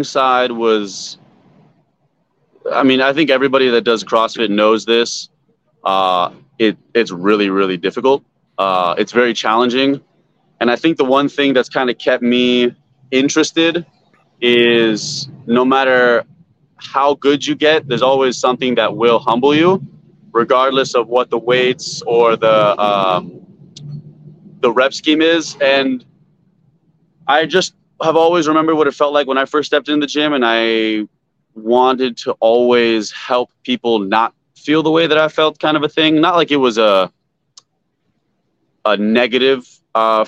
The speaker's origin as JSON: {"language": "English", "town": "Concord", "region": "California", "country": "United States", "tie": "born or raised there", "lives_now": "Los Angeles, United States", "said": "Where I grew up in Concord, California is right outside of Santa Cruz."}